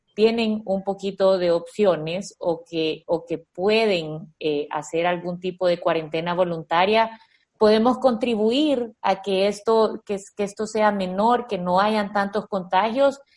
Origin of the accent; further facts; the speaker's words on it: El Salvador; como buenos salvadoreños